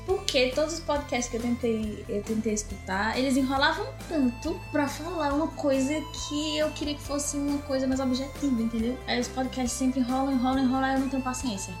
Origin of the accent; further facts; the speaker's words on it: Brazil; moved away as an adult; desde que a gente saiu do Brasil